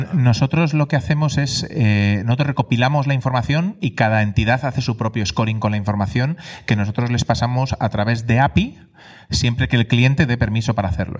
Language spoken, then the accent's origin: Spanish; Spain; also born or lived in England; nosotros somos españoles